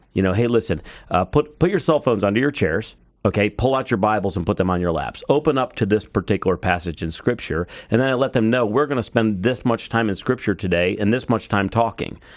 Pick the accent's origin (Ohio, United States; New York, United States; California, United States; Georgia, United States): Ohio, United States; Cleveland; I'm from Cleveland